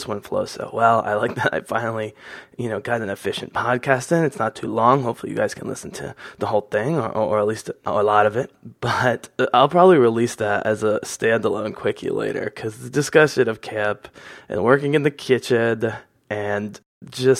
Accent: Pennsylvania, United States; I'm from Pennsylvania

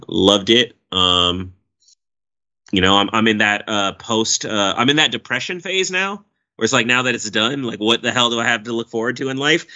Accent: Oakland, California, United States; it's my hometown

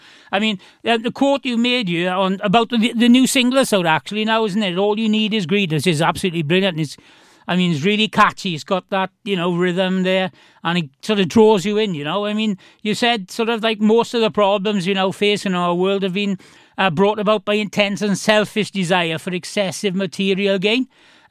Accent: Mountain Ash, Wales, United Kingdom; I'm from Mountain Ash.

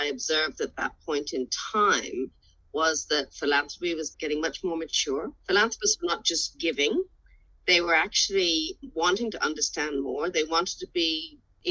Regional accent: Ireland; now in Australia; as a young child growing up in Ireland

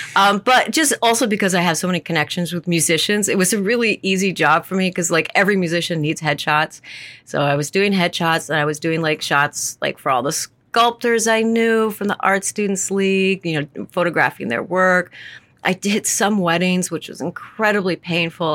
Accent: the Adirondacks, New York, United States; growing up in the Adirondacks

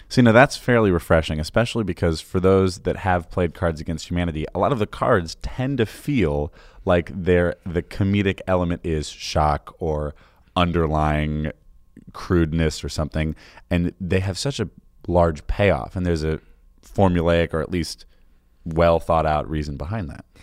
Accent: Chicago, Illinois, United States; being a Chicagoan

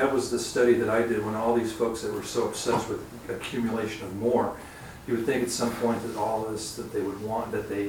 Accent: Los Angeles, California, United States; I grew up in Los Angeles

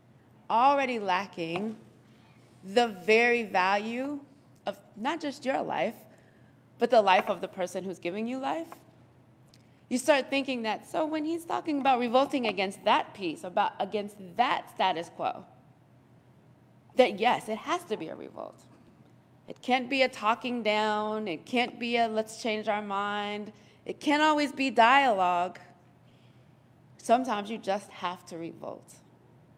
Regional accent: Colorado, United States; I was born and raised in Colorado

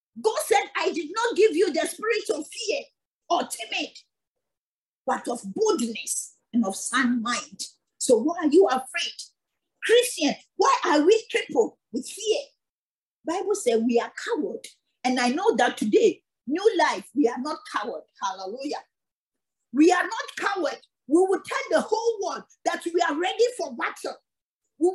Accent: Ghana; moved away; I'm from Ghana

